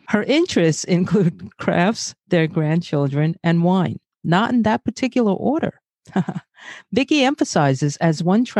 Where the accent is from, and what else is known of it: New York City, New York, United States; born or raised there; also born or lived in Brazil / Bay Ridge, Brooklyn